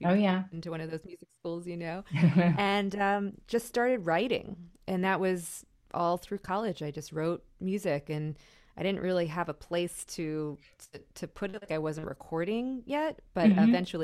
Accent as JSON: {"language": "English", "town": "Miami", "region": "Florida", "country": "United States", "said": "I'm from Miami, so it was a real struggle, actually."}